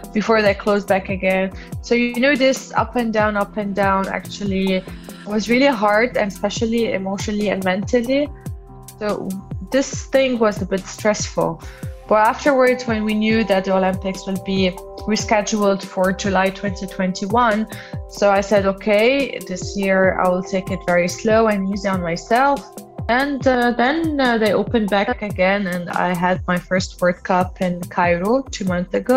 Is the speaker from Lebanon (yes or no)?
yes; Lebanon; I'm from Lebanon